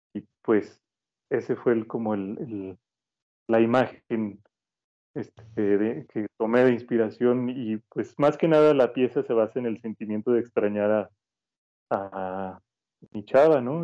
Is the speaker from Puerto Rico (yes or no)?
no; Mexico; nuestra cultura como mexicana